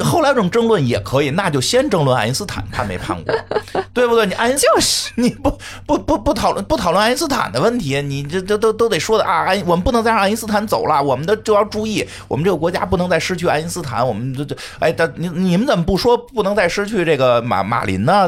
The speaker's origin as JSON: {"language": "Chinese", "region": "northern China", "country": "China", "said": "作为北方人"}